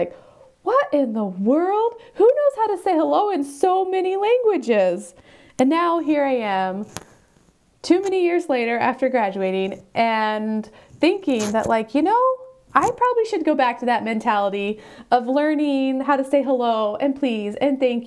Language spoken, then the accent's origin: English; United States; first language English; moved away as an adult; now in South Korea; I'm an American, and I did make an honest effort to learn to speak Spanish